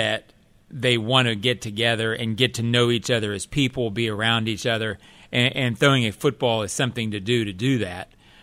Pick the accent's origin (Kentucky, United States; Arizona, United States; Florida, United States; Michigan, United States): Florida, United States; Jacksonville; I'm from Jacksonville. {S2} Yes. {S3} So I grew up on the Suns.